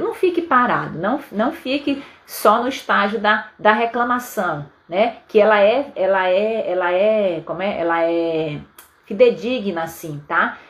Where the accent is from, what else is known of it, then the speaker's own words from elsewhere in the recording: Belém, Pará, Brazil; moved away as an adult; now in Vitória, Brazil; lá em Belém do Pará, na minha terra